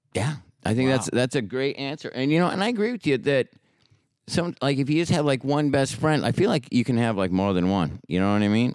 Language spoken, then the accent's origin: English; Portland, Oregon, United States; also born or lived in Hollywood, California; now in San Diego, United States; I grew up in Portland, Oregon, and then I moved down to Hollywood, California, and now I live in San Diego